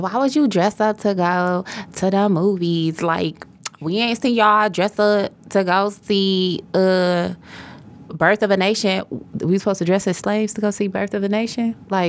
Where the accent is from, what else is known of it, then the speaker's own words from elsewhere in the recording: Detroit, Michigan, United States; We're from Detroit.